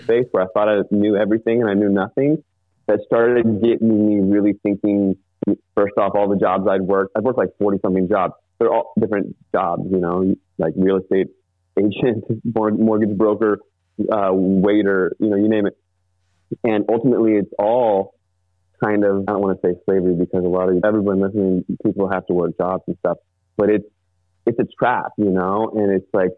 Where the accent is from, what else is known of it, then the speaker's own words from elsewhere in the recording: Northern Virginia, United States; now in Ashland, United States; I'm from Northern Virginia